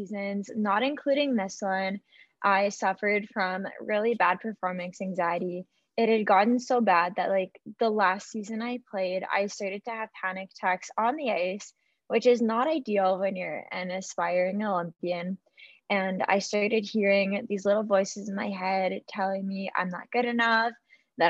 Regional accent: Yorkton, Saskatchewan, Canada; moved away as an adult; now in Saskatoon, Canada; I am born and raised in Yorkton. However, I currently live in Saskatoon

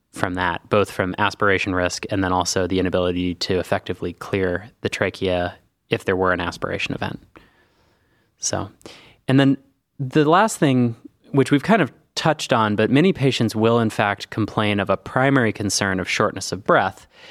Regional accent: Northern California, United States; moved away as an adult; now in Cleveland, United States; I grew up in Northern California

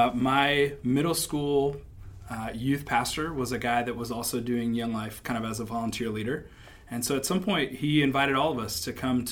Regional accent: Springfield, Ohio, United States; moved away as an adult; now in Butler, United States; I'm originally from Springfield, Ohio.

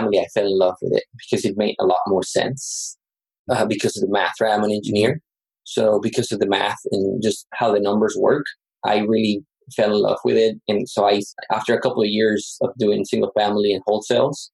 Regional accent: Matamoros, Tamaulipas, Mexico; moved away as an adult; also born or lived in Yucatán, Mexico / Texas, United States; now in San Antonio, United States; I'm from Yucatan in Mexico. I grew up in Matamoros, which is across the border, and I came to the U.S. for college

